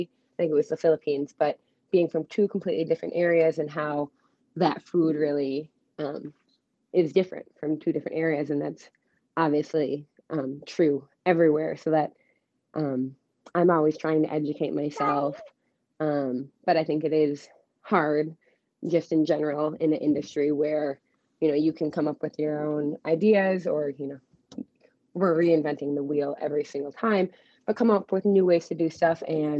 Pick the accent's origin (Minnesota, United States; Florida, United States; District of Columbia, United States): Minnesota, United States; Minneapolis; I am from Minneapolis, Minnesota